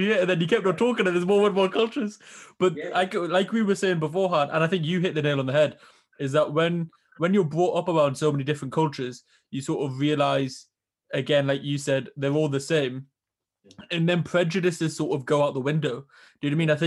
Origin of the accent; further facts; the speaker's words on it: Newcastle upon Tyne, North East England, United Kingdom; growing up in Newcastle here